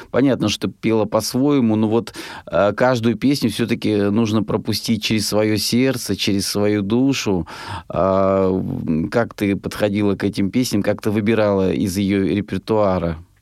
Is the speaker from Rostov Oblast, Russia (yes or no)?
yes; Rostov Oblast, Russia; я сам из Ростовской области